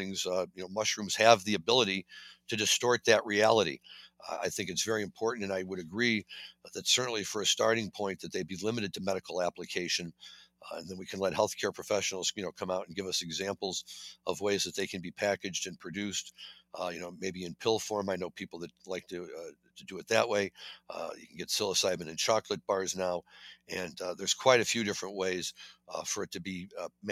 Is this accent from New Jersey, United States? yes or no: no; Missouri, United States; Missouri, my home state